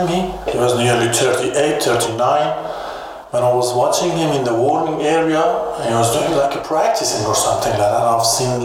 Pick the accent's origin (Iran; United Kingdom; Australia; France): Iran; English is a second language; moved away as an adult; now in Germany; I used to have a problem in Iran about my religion